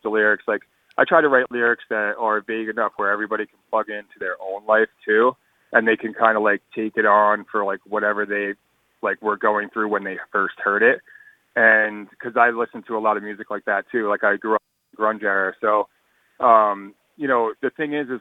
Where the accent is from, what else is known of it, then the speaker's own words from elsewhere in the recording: Greenport, New York, United States; growing up in Greenport, very small town.